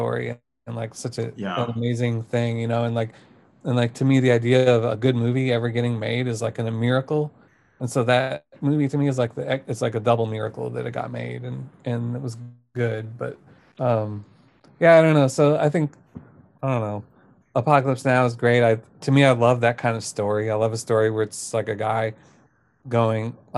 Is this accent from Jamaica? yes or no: no; United States; I grew up near Kansas City, like the small town near Kansas City